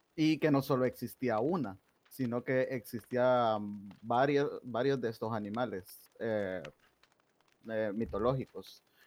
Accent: El Salvador; yo soy de El Salvador

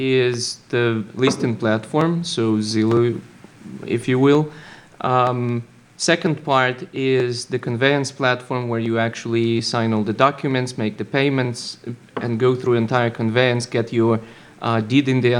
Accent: Ukraine; moved away as an adult; now in United States; Originally, I'm from Ukraine, and I had a little startup there that got acquired and brought me to the United States

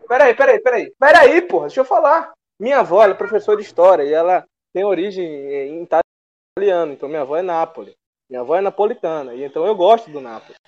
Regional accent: Recife, Pernambuco, Brazil; eu nasci em Recife

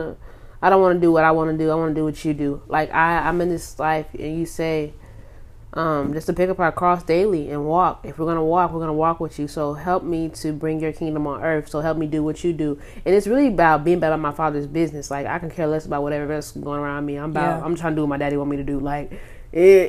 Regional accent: Hobbs, New Mexico, United States; now in Dallas, United States; I'm from the small town called Hobbs, New Mexico, but I live out here in Dallas, Texas.

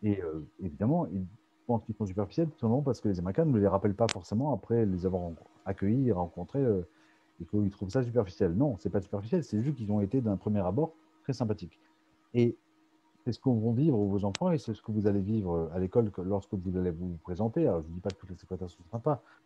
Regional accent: France; now in United States; on est français

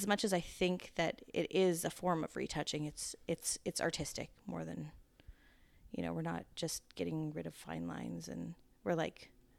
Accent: Ontario, Canada; Ontario, Canada.

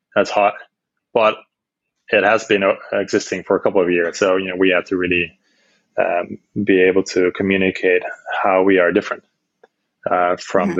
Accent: Netherlands; moved away as an adult; also born or lived in Amsterdam / China; I'm from Holland, born and raised in Holland

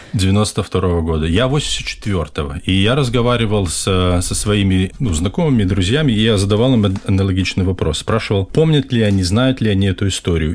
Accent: Belarus; я из Беларуси

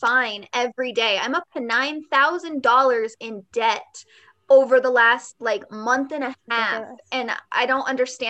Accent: Nevada, United States; now in Colorado, United States; I'm from Nevada

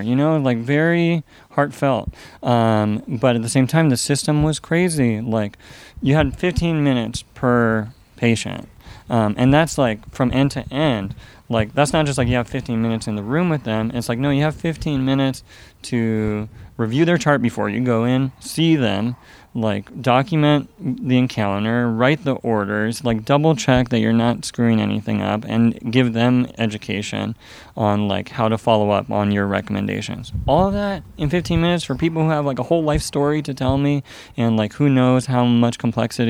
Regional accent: Fremont, California, United States; I grew up in Alameda County, Union City, Fremont, Hayward, went to Moreau Catholic High School on Mission Boulevard in Hayward.

